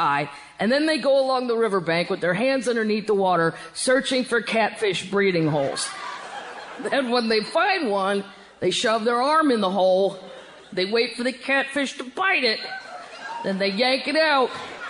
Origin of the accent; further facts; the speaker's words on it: Missouri, United States; my home state of Missouri.